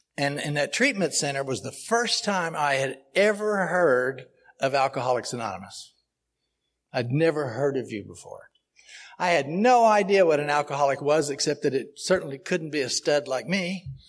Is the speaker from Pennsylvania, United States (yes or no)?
no; Oklahoma City, Oklahoma, United States; I am originally from Oklahoma City